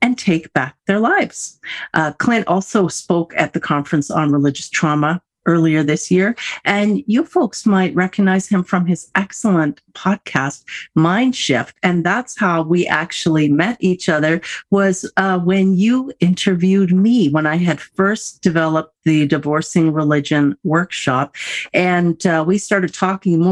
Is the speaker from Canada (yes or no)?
yes; Canada; as a Canadian